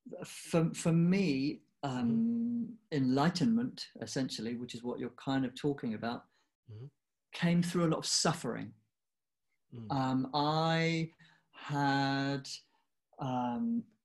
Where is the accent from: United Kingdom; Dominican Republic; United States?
United Kingdom; I grew up in the UK, and I was born there.